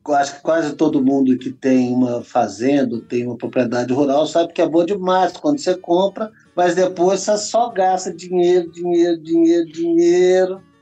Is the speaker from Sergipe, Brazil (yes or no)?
no; Belo Horizonte, Minas Gerais, Brazil; moved away as an adult; now in Brasília, Brazil; Nascido e criado em Belzonte. E é isso. Então, assim, a, a, sempre com um contato muito próximo rural. Tem 18 anos que eu vim aqui morar em Brasília